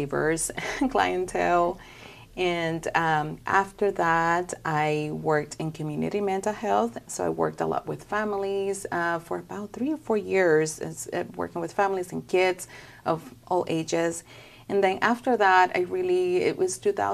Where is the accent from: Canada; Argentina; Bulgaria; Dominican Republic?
Dominican Republic; moved away as an adult; also born or lived in California; now in Arkansas, United States; I'm originally from the Dominican Republic, and back home, my family's still there